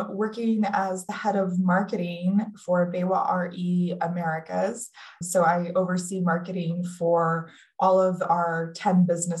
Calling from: Sonoita, Arizona, United States; I'm calling in today from Sonoyta, Arizona, which is a very small town southeast of Tucson. So right here in the sunny part of the state.

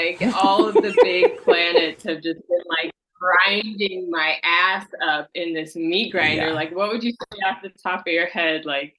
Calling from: Sacramento, California, United States

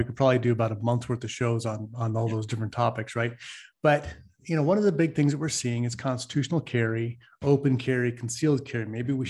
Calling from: California, United States; I am calling in from the People's Republic of Occupied California.

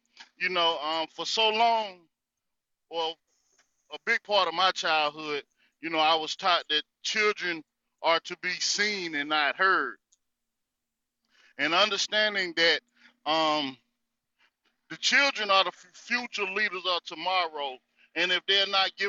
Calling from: North Carolina, United States; It's … coming from the North Carolina territory.

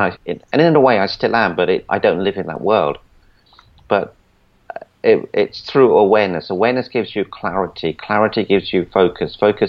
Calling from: Celebration, Florida, United States; I'm in Orlando, Florida, actually in a town called Celebration.

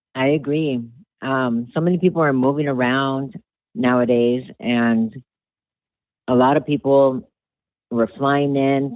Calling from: Los Angeles, California, United States; I am calling from Los Angeles, California

